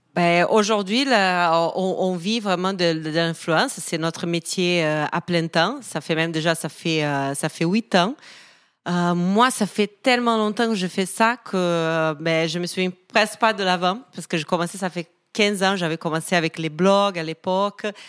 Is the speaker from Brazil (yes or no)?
yes; Brazil; accent: Brazilian; French is a second language; moved away as an adult; now in Paris, France; Je suis brésilienne, je pense que ça s'entend, un petit accent.